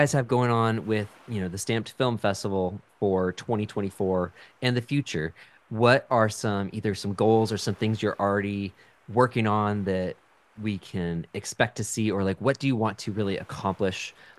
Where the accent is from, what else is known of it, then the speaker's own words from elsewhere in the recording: Pacific Northwest, United States; moved away; also born or lived in Tuscaloosa, Alabama; I grew up in the Pacific Northwest